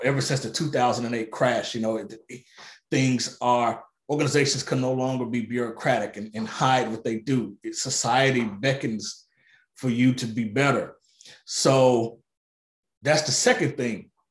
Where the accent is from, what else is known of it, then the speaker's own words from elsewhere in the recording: Arkansas, United States; Little Rock, Arkansas, my home state